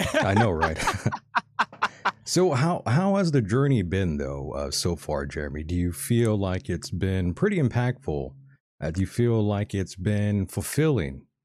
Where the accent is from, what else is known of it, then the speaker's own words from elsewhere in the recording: Calexico / Mexicali / El Centro area, California, United States; my hometown and the surrounding cities where I am